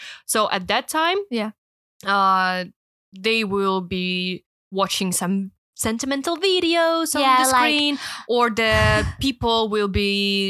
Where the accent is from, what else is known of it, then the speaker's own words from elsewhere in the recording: Russia; now in Hong Kong; I'm from Russia.